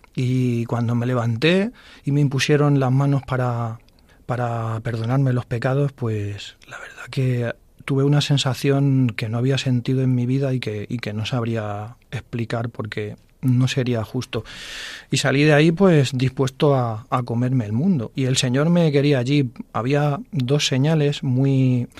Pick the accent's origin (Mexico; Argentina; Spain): Spain; Fuensalida, Castilla-La Mancha; Yo soy de Fuensalida